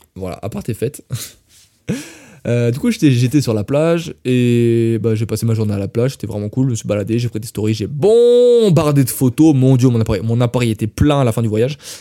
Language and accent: French; France; je suis français